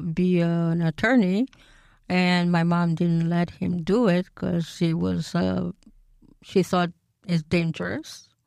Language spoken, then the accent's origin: English; Bucharest, Romania; moved away as an adult; now in United States; I was born in Bucharest